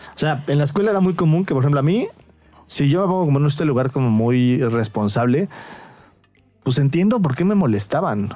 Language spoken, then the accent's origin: Spanish; Mexico; siendo yo eh, mexicano